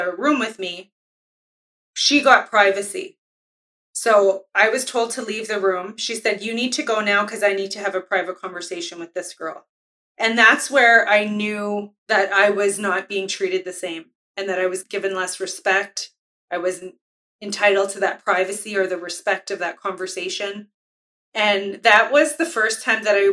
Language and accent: English; Winnipeg, Manitoba, Canada; as an Indigenous person who grew up in Winnipeg, I've only lived in Winnipeg, Manitoba.